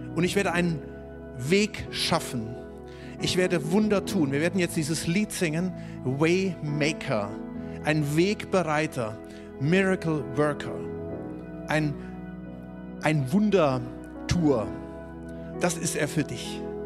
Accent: Germany; Du bist als Deutscher

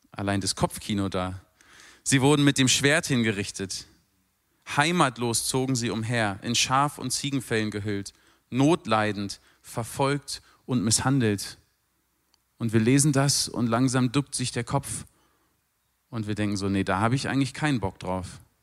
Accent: Berlin, Germany; moved away as an adult; also born or lived in London; now in Mosbach, Germany; Als Berliner, der in London lebt

